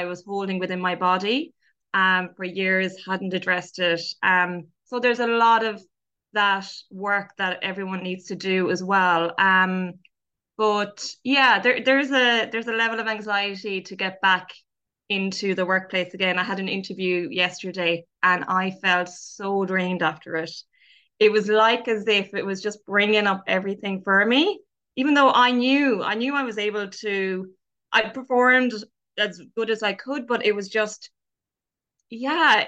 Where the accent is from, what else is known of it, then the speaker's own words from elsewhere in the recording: Ireland; being Irish